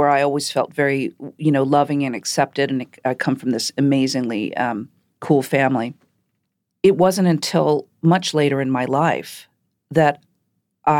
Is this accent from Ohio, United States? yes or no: yes; Shaker Heights, Ohio, United States; I grew up in Shaker Heights, Ohio.